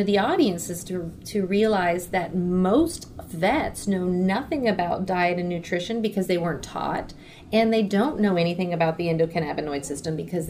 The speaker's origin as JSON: {"language": "English", "town": "Miami", "region": "Florida", "country": "United States", "tie": "born or raised there", "said": "we're born and raised in Miami."}